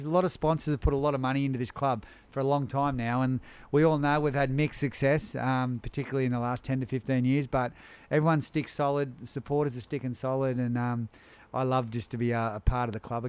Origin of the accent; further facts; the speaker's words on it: Kurri Kurri, New South Wales, Australia; also born or lived in France; I'm from Kurri Kurri